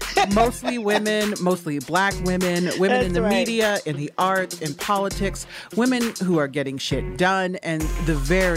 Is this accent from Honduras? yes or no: no; Haiti; But excuse me, I'm from Haiti. I know a fucking coup when I see one.